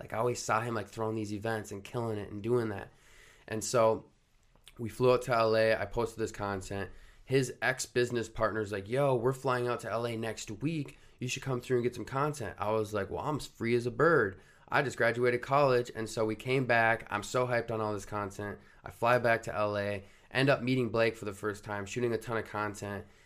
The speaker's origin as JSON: {"language": "English", "town": "Rogers", "region": "Minnesota", "country": "United States", "tie": "born or raised there", "said": "I grew up in Rogers, Minnesota, went to high school there"}